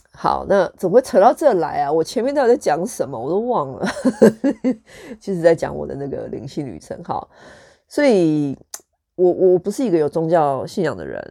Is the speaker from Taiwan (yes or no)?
yes; Taichung, Taiwan; 我的成长背景就是跟多数的台湾人一样，就是一个，我是出生于台中市